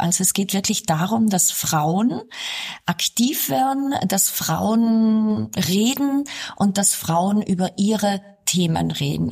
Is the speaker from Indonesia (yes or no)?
no; South Tyrol, Trentino-Alto Adige, Italy; ich bin ja hier in Südtirol aufgewachsen